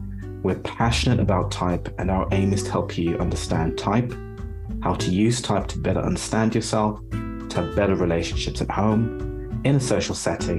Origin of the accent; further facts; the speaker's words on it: London, United Kingdom; also born or lived in Zurich, Switzerland; I'm from London in the UK, and my family origins are from Uganda in East Africa.